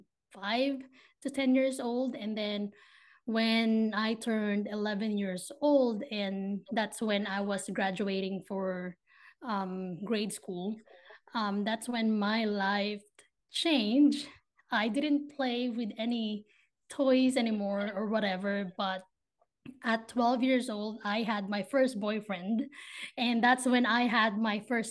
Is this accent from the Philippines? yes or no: yes; Philippines; moved away as an adult; now in Ohio, United States; grew up in the Philippines. I moved to the States in 2019. So I'm currently in Ohio right now